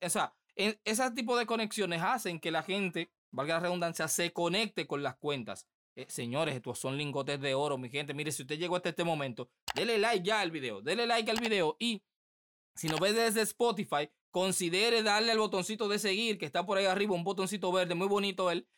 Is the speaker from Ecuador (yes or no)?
no; Dominican Republic; aquí en mi país el, el béisbol es lo que prima